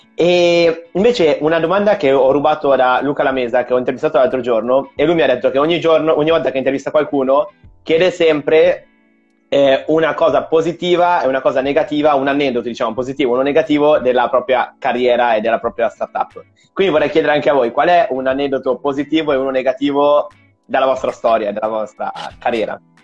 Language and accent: Italian; Milan, Lombardy, Italy; io sono di Milano